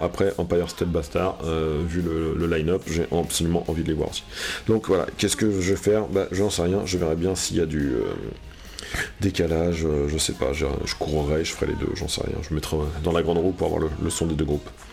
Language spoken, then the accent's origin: French; Normandy, France; Je suis normand